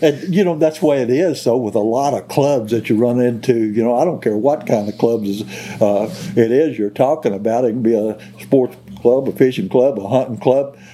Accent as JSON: {"language": "English", "area": "Mississippi County", "region": "Missouri", "country": "United States", "tie": "born or raised there", "lives_now": "central Missouri, United States", "said": "I was raised in Mississippi County, Missouri"}